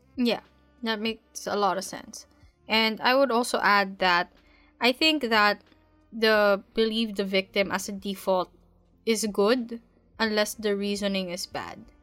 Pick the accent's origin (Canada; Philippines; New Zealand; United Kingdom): Philippines; being a Filipino woman